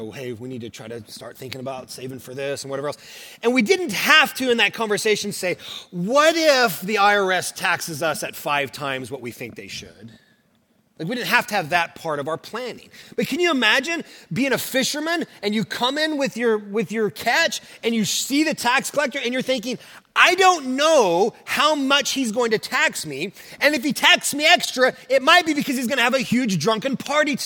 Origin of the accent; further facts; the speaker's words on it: Oklahoma, United States; also born or lived in Kentucky; now in Southern California, United States; So I'm from Oklahoma, and my wife is as well